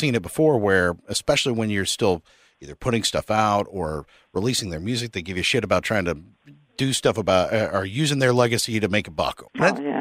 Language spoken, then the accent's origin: English; San Antonio, Texas, United States; I'm from the San Antonio area